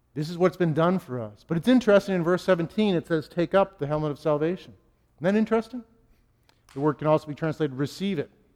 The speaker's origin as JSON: {"language": "English", "town": "Boston", "region": "Massachusetts", "country": "United States", "said": "I'm a New Englander. I'm a Bostonian"}